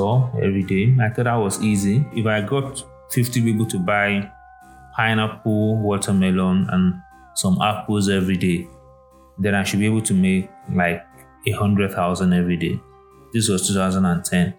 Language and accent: English; Ilorin, Kwara, Nigeria; now in Lagos, Nigeria; So I grew up in Ilorin, and if anybody's familiar, it's, back in the 80s, 90s, it was quite agrarian